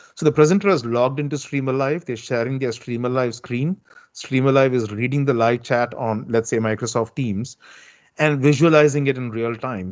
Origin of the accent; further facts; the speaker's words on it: South India, India; moved away; I'm originally from India and, and from the southern part of India